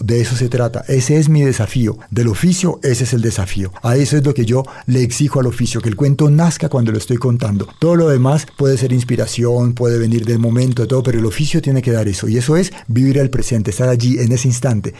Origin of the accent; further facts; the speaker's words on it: Cali, Valle del Cauca, Colombia; yo crecí en Cali